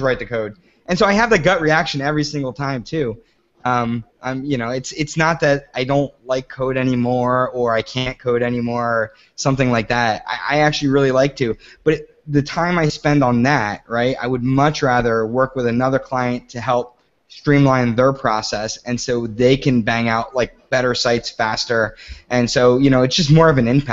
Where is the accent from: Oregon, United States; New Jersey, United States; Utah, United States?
New Jersey, United States; moved away as an adult; also born or lived in New York City; I grew up in South Jersey near Philadelphia, and then I moved to New York City for Code and Theory